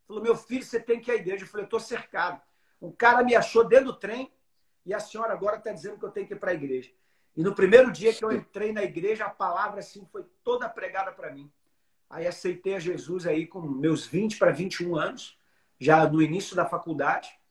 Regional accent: Alagoinhas, Bahia, Brazil; now in Fortaleza, Brazil; Sou baiano.

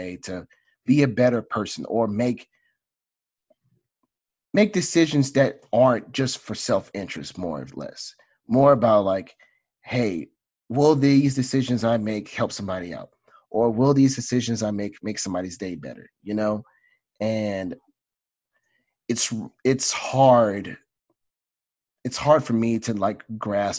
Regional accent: Southeast Texas, United States; I'm a kid from Southeast Texas

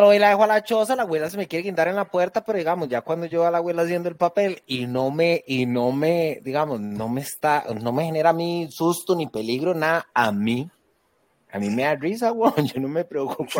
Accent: Costa Rica; como Tico

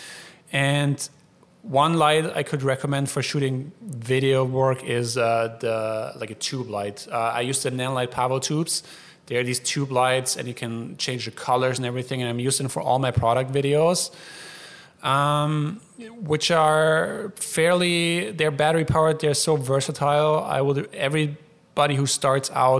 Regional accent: Allgäu, Bavaria, Germany; moved away; Allgäu is where I'm from in Germany

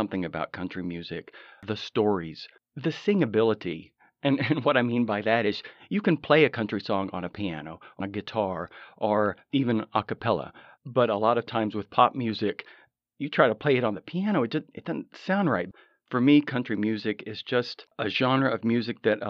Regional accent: Odessa, Texas, United States; now in Los Angeles, United States; I'm originally from Odessa, Texas. I got out of there a long time ago, and now I consider myself a Los Angelino, definitely a California boy

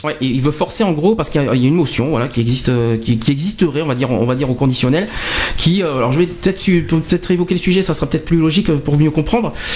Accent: France; on est 65 millions de Français

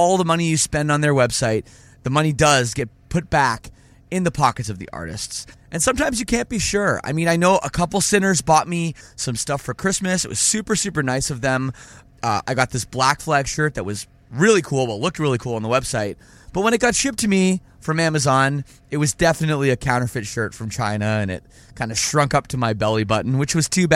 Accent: Toronto, Ontario, Canada; as a Canadian, born and raised in Toronto

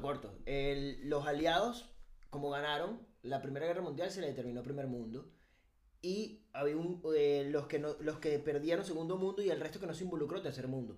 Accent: Venezuela; moved away as an adult; now in Spain; para nosotros en Venezuela

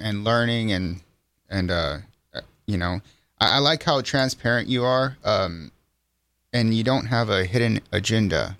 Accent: Center Point, Texas, United States; the way I grew up in Center Point

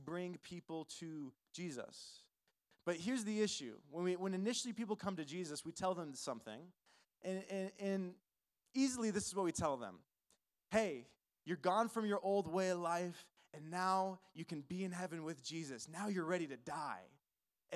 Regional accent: California, United States; now in Albuquerque, United States; I'm originally not from New Mexico. I'm originally from California.

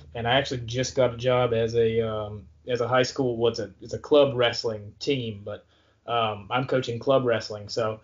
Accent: Virginia, United States; now in Florida, United States; growing up in Virginia

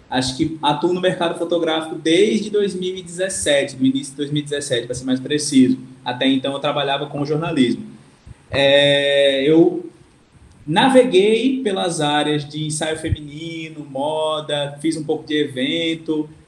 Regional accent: Arapiraca, Alagoas, Brazil; Sou arapiraquense, cara.

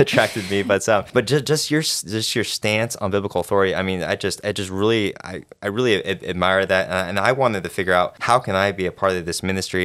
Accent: Arizona, United States; moved away as an adult; now in Kentucky, United States; I was born raised in Arizona

